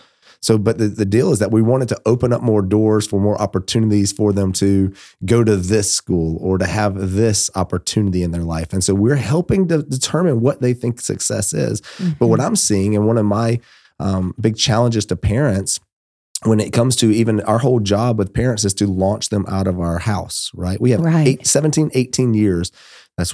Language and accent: English; Georgia, United States; moved away; I'm from Georgia